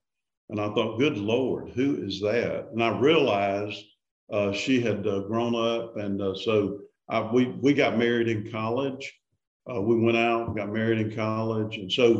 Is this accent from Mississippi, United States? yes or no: yes; Laurel, Mississippi, United States; I live in Mississippi, born and raised here